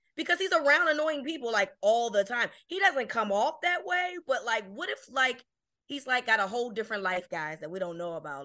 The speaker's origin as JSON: {"language": "English", "town": "Baltimore", "region": "Maryland", "country": "United States", "said": "I'm from Baltimore"}